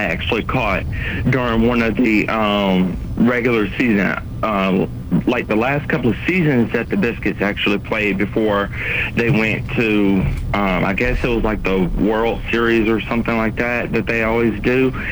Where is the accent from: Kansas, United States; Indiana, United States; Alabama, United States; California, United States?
Alabama, United States; Montgomery; my hometown of Montgomery